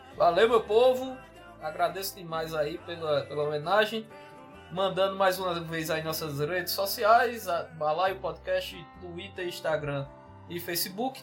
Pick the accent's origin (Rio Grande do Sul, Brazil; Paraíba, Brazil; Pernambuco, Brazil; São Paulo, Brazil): Paraíba, Brazil; Solânea; also born or lived in Campina Grande; eu sou de Solane, meu interior era em sítio